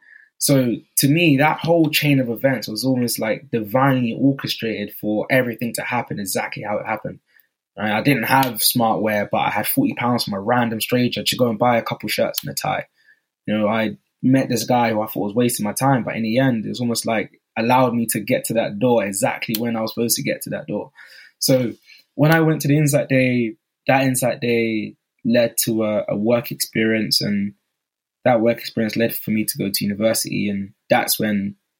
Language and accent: English; Newham, London, United Kingdom; I said, oh … I'm from Newham, and I just want to know what skills you have